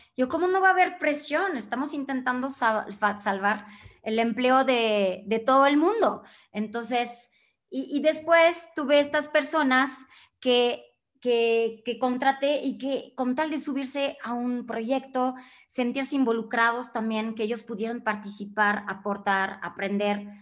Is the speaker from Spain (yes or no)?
no; France; Spanish is a second language; moved away as an adult; now in Mexico; yo siendo francesa, mexicana de adopción desde hace 20 años